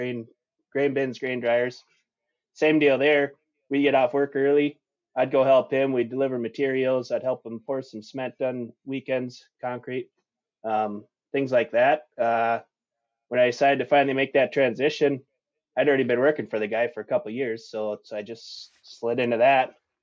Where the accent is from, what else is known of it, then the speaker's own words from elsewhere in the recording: Kensington, Minnesota, United States; I'm from Kensington, Minnesota, little mm-hmm. town, 300 people, west central Minnesota, born and raised dairy farmer.